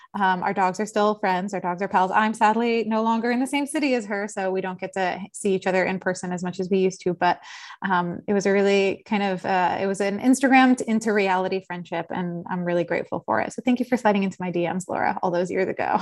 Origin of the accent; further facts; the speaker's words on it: Philadelphia, Pennsylvania, United States; also born or lived in South Jersey / Los Angeles; now in New York City, United States; I am from Philadelphia originally, uh, spent some time living in South Jersey and then went to school, uh, both undergrad and law school in New York City